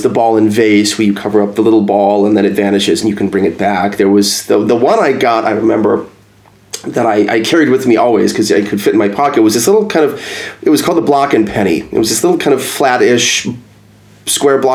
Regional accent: a little south of Madison, Wisconsin, United States; moved away as an adult; also born or lived in Oahu, United States; now in Los Angeles, United States; I grew up in Wisconsin, where my dad's side's from

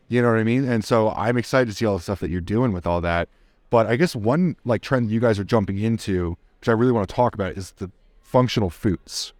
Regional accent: Jersey Shore, New Jersey, United States; I'm from Jersey. The Jersey Shore

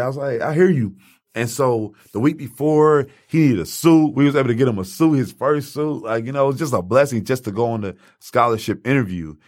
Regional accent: Highland Park, United States; I grew up in Highland Park

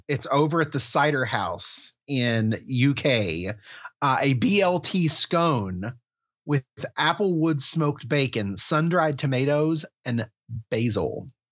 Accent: West Virginia, United States; my home state of West Virginia

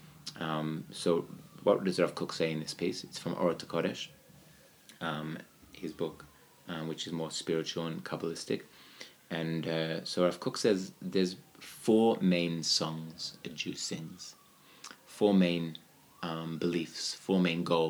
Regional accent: Australia; moved away; I'm from Australia

